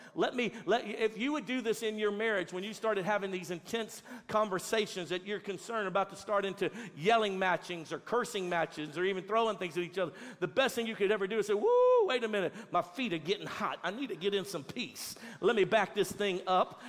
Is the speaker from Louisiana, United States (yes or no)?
yes; Louisiana, United States; now in Texas, United States; I'm from Louisiana